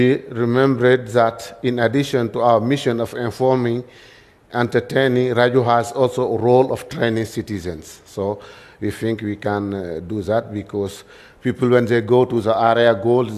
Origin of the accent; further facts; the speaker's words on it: Kédougou, Senegal; English is a second language; I come from Senegal. As you know, in Senegal, we speak French. So my English is not so good